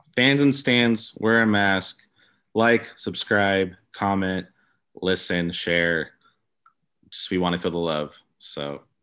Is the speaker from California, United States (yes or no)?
yes; Los Angeles area, California, United States; being from out here, like, I'm, I'm twenty minutes from downtown. I'm twenty minutes from Orange County in Anaheim.